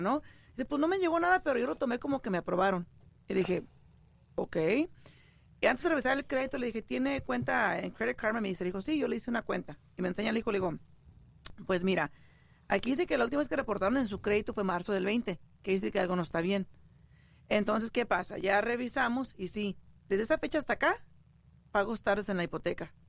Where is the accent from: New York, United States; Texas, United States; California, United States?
California, United States; San Jose; moved away; yo soy de allá de San José, California, y por lo general allá, yo, eh, te mencionaba a ti que en una casa pequeña vivían tres, o cuatro familias